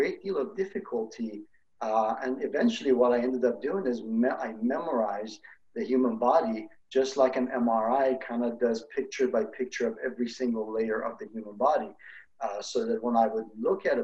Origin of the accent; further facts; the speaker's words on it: Iran; moved away; I grew up in Iran